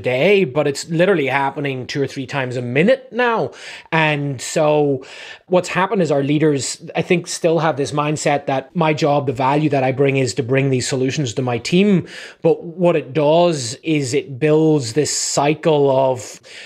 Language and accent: English; Ireland; also born or lived in New England; now in California, United States; I'm from Ireland originally